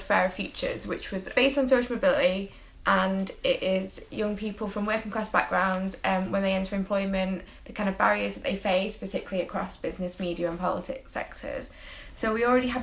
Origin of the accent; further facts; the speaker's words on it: Manchester, North West England, United Kingdom; I'm from Withenshaw in Manchester